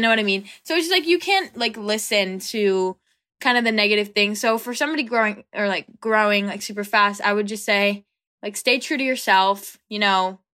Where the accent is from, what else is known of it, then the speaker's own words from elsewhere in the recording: an hour outside of Los Angeles, California, United States; I'm from California, about, like, an hour outside of Los Angeles